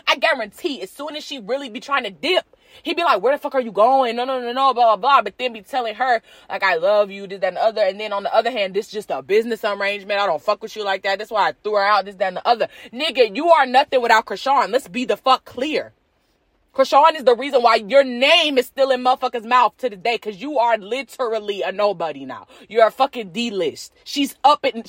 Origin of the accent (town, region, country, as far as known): United States